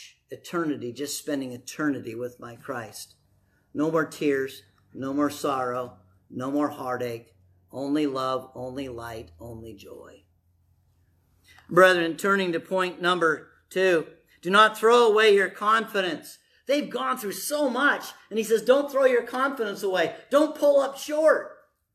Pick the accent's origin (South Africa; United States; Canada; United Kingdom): United States; I'm an American